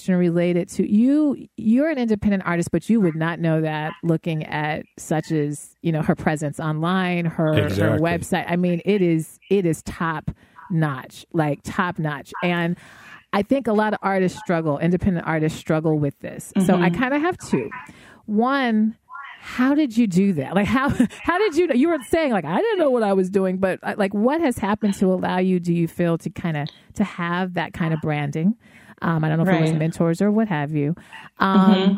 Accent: Denver, Colorado, United States; I'm from Denver

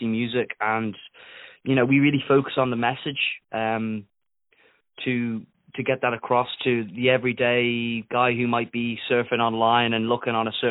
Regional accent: Isle of Man; accent: Isle of Man; my accent because it's an Isle of Man accent, so it's a little bit strange

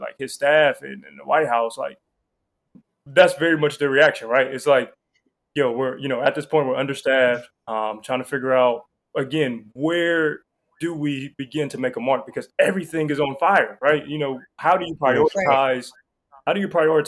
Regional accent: Columbus, Ohio, United States; also born or lived in Cleveland, Ohio / Washington, District of Columbia, United States; born and raised in Ohio, Columbus, lived in Cleveland for a little while

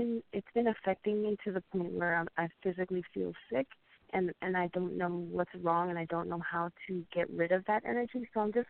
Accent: New York, United States; I'm from New York

